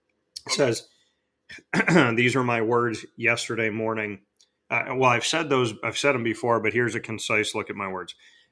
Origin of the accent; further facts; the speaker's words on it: Syracuse, New York, United States; this is my hometown.